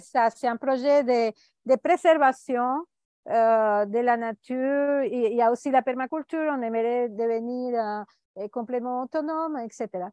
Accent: Venezuela; now in Costa Rica; Je suis née au Venezuela

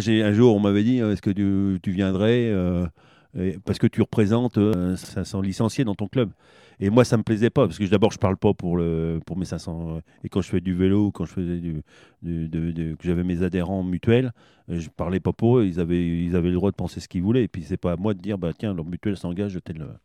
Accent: Châteauroux, Centre-Val de Loire, France; moi je suis né à Châteauroux

